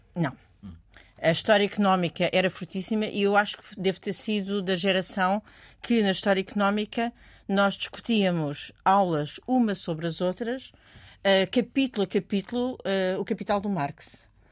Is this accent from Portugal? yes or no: yes; Portugal; venho de Portugal.